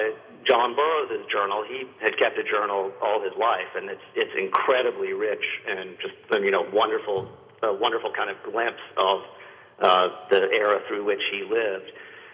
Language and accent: English; Northeast Tennessee, United States; I grew up in Northeast Tennessee, right there in the foothills of the Smokies.